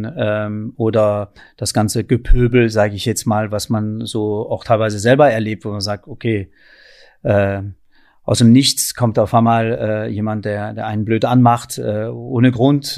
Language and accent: German; France; now in Berlin, Germany; da bin ich wirklich der typische Franzose